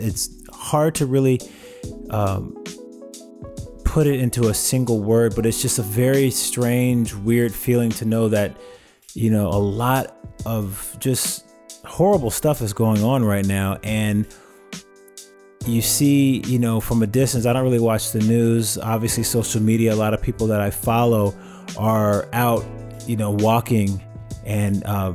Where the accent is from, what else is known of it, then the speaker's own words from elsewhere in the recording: Oakland, California, United States; now in Los Angeles, United States; Growing up in the Bay Area was really cool. I lived on a very, for lack of better words, very diverse street in a neighborhood called Maxwell Park.